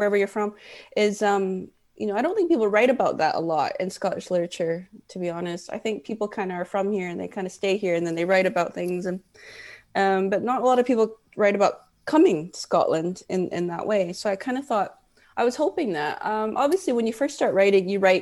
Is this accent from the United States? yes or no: no; Vancouver, British Columbia, Canada; I'm from Vancouver, Canada